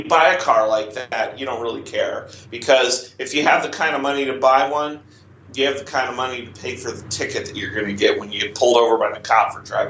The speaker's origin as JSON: {"language": "English", "town": "Kansas City", "country": "United States", "tie": "born or raised there", "said": "where I grew up in Kansas City"}